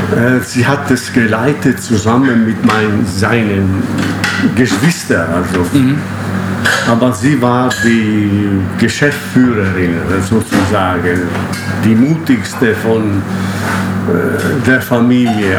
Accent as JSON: {"language": "German", "country": "Italy", "second_language": "German", "moved": "as an adult", "lives_now": "Schwabach, Germany", "said": "ich habe äh, ein Studium in Italien äh, gemacht"}